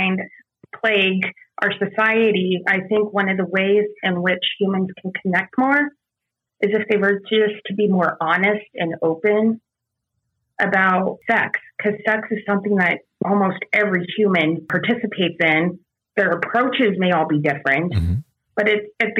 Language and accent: English; San Diego, California, United States; I'm from San Diego